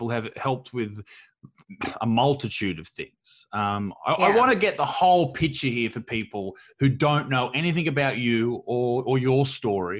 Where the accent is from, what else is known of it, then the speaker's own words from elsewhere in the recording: Australia; also born or lived in Newcastle, Australia; I grew up here in Australia, and I'm in a town called Newcastle